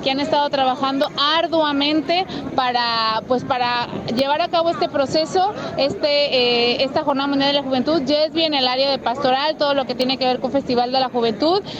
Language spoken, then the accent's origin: Spanish; Chile; de Chile.